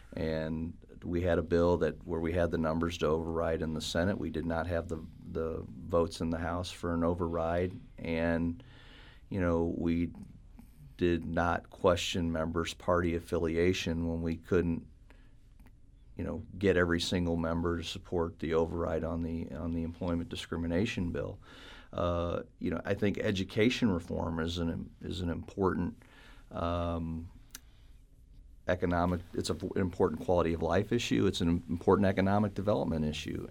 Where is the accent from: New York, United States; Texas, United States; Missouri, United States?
Missouri, United States; St. Charles; I was born and raised in Saint Charles